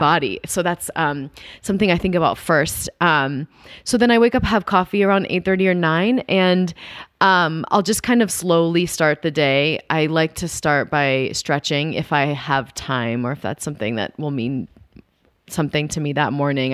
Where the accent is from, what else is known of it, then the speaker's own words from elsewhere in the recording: Dallas, Texas, United States; growing up in Dallas